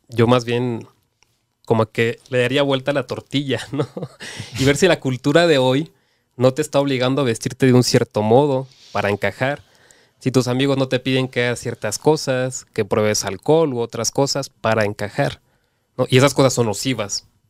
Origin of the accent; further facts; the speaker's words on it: Cancún, Quintana Roo, Mexico; soy de Cancún